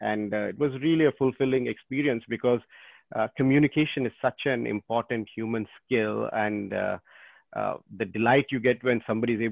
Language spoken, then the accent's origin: English; Botswana; moved away; also born or lived in India; was born in India, but I grew up most of my time in Botswana.